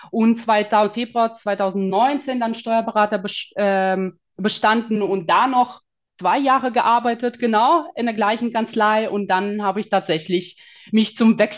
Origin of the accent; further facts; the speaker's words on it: Kazakhstan; German is a second language; now in Germany; weil ich bin nicht gebürtige Deutsche, sagen wir mal, sondern mhm. ich komme tatsächlich aus, ähm, aus Kasachstan. Also mhm. gehöre zu den sogenannten Russlanddeutschen.